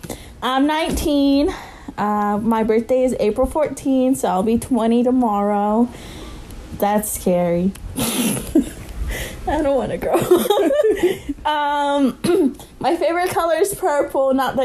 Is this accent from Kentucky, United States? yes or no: yes; Kentucky, United States; I'm from Kentucky. But my parents are from Guatemala, so basically I guess I'm Guatemalan. I don't know. I speak Spanish.